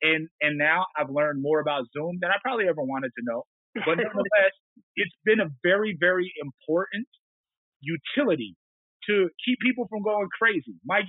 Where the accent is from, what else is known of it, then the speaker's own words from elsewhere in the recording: Montana, United States; I come from the Blackfeet people, those tall, brilliant, modest, and suspiciously good people, good looking people from the Northern Plains, directly south of what is now known as the Canadian border